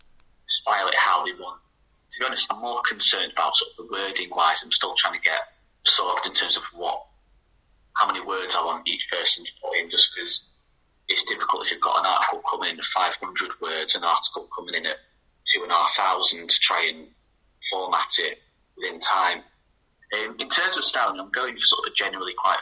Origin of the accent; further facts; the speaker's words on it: Chesterfield, East Midlands, United Kingdom; now in Manchester, United Kingdom; I'm originally from Chesterfield